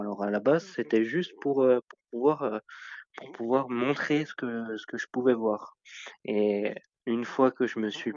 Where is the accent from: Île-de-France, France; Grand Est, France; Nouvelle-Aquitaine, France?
Grand Est, France; Meurthe-et-Moselle; je suis originaire de Meurthe-et-Moselle